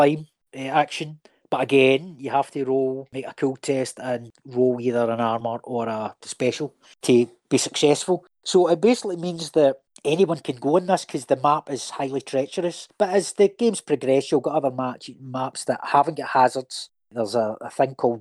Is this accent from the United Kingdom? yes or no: yes; Scotland, United Kingdom; I'm a Scotsman myself.